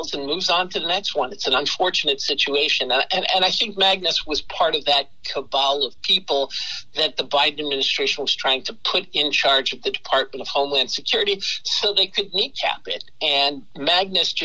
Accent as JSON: {"language": "English", "region": "Massachusetts", "country": "United States", "tie": "born or raised there", "said": "I grew up in Massachusetts"}